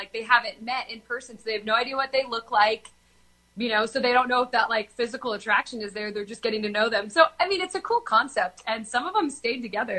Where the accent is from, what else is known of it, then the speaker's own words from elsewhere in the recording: Danville, California, United States; moved away as an adult; also born or lived in Berkeley, California; now in Nashville, United States; Yeah, so grew up in Danville, went to UC Berkeley, played college soccer there, graduated in 2014, and then I moved to Nashville 3 years ago.